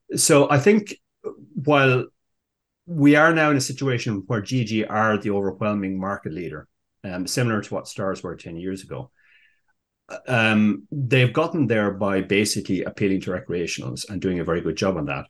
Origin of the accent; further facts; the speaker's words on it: Ireland; we Irish prefer the English